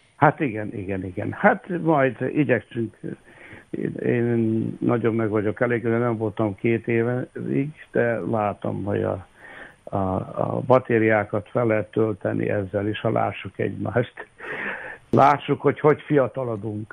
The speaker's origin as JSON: {"language": "Hungarian", "town": "Bački Vinogradi", "region": "Vojvodina", "country": "Serbia", "tie": "born or raised there", "also_born_or_lived": "Subotica, Serbia", "said": "Szabadkán születtem, de Királyhalmán éltünk, és hát ott végeztem a, az alapiskolákat"}